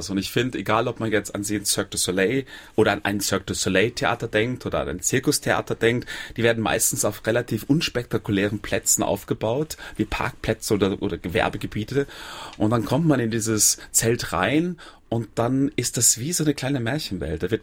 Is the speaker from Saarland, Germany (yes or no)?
yes; Saarland, Germany; wer Andreas Gergen kennt, als Saarländer kennt man